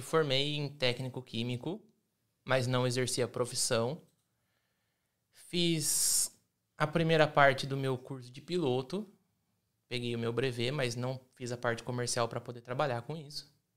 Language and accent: Portuguese; Rio Claro, São Paulo, Brazil; moved away as an adult; also born or lived in Paulínia; now in Italy; Mas cresci em Rio Claro. fui com nove meses, se eu não me engano, para Rio Claro.